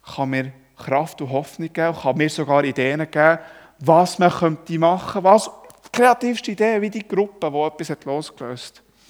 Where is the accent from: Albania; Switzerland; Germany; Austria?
Switzerland; Ich als Schweizer